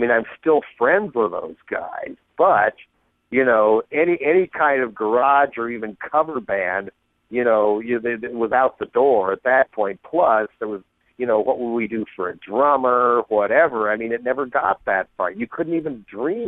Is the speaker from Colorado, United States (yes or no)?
yes; Boulder, Colorado, United States; I grew up in Boulder, Colorado